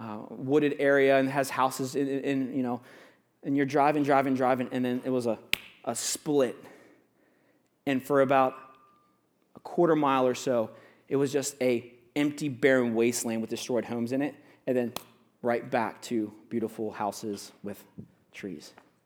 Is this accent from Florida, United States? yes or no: yes; Florida, United States; I grew up in Florida. I'll let you guys know that. I have a lot of Florida stories.